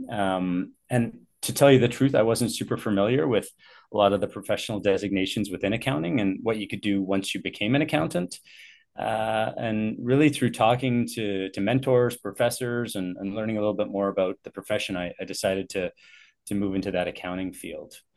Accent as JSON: {"language": "English", "town": "Richmond", "region": "British Columbia", "country": "Canada", "tie": "born or raised there", "said": "I've uh, been born and raised in the Vancouver area. Um, grew up in Richmond, actually."}